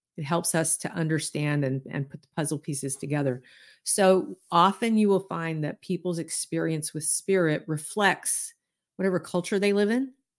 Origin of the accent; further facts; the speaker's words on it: Deep South, United States; I grew up in the Deep South